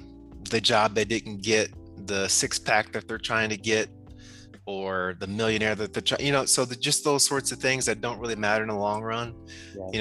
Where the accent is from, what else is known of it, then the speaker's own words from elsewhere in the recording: Toledo, Ohio, United States; moved away; also born or lived in Michigan; I'm from Toledo, Ohio, Northwest Ohio.